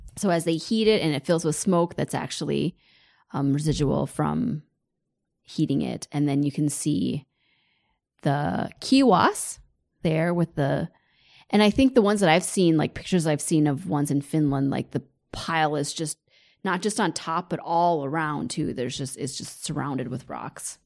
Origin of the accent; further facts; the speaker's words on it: United States; as an American